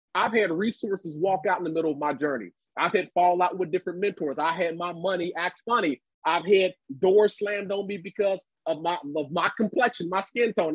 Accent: Cincinnati, Ohio, United States; my hometown of Cincinnati, Ohio

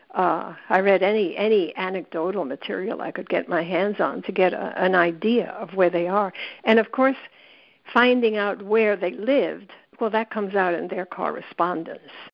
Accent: New York City, New York, United States; as a kid growing up in the South Bronx

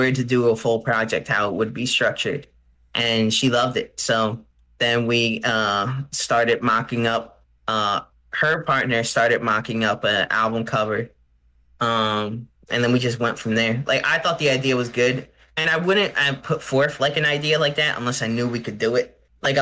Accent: New Jersey, United States; I'm from South Jersey

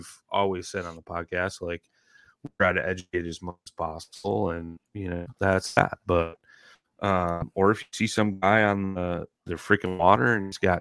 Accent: Illinois, United States; the county I grew up in Illinois

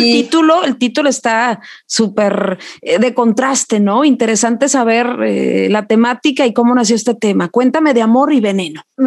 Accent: Mexico; soy mexicana

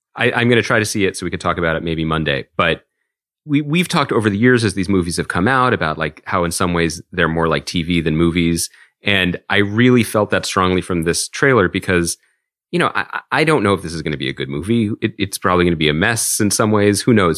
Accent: Philadelphia, Pennsylvania, United States; we grew up in Philadelphia

